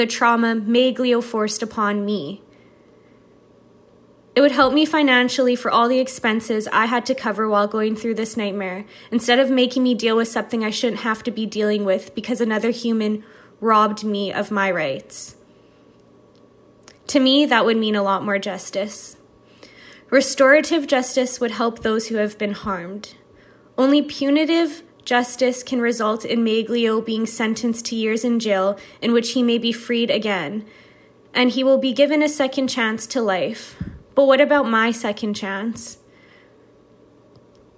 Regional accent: Winnipeg, Manitoba, Canada; I'm from Winnipeg, Manitoba, in Canada

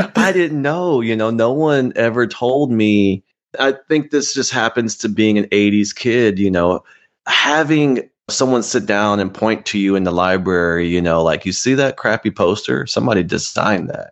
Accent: Austin, Texas, United States; also born or lived in Houston, Texas; I grew up in Austin, Texas

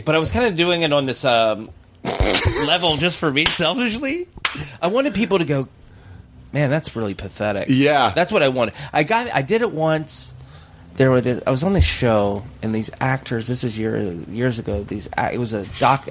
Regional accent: the South, United States; moved away; also born or lived in North Carolina; I'm from the South

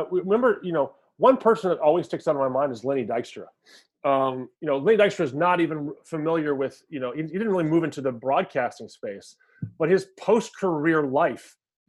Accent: Virginia, United States; Danny McBride, who, you know, shout out to Danny McBride, you know, is from my hometown in Virginia.

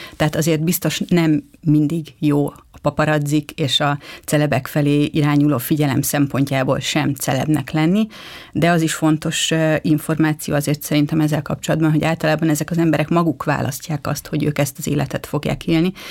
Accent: Budapest, Hungary; tőzsgyökeres budapestiként

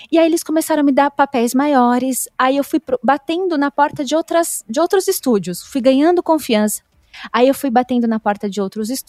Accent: São Paulo, Brazil; Eu me mudei, porque eu sou do interior de São Paulo, então eu tive que ir para São Paulo para começar.

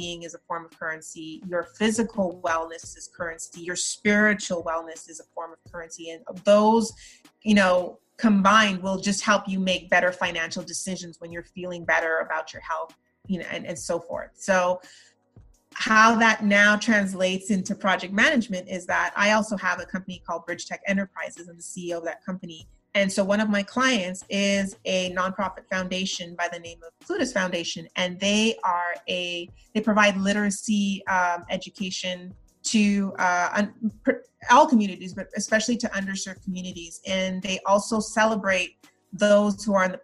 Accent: Montreal, Quebec, Canada; moved away as an adult; also born or lived in Trinidad; now in United States; I was raised in Montreal

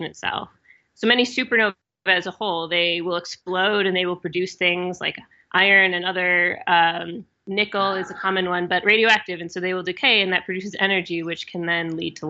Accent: Wisconsin, United States; I am from Wisconsin

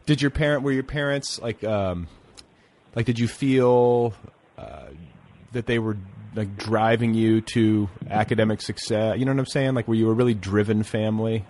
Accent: Indiana, United States; I grew up in Indiana

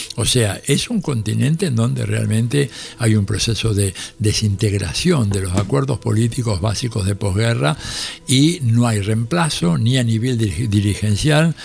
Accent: Argentina; nosotros pobres argentinos

